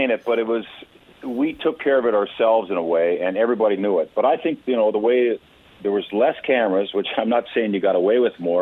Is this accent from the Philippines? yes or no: no; Port Hardy, British Columbia, Canada; I grew up in Port Hardy, B.C. on Vancouver Island.